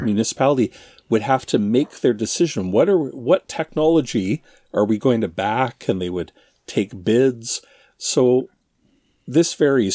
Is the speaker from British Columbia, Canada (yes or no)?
no; Ontario, Canada; Darren and I grew up in Ontario, Canada. Uh, well, that's still where we are